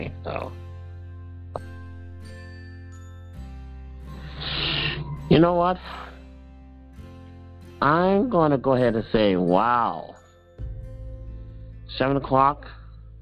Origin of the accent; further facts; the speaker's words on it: St. Louis, Missouri, United States; I am a widower from St. Louis, Missouri